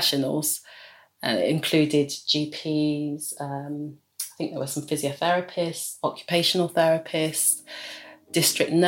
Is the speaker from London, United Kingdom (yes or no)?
yes; London, United Kingdom; I'm from London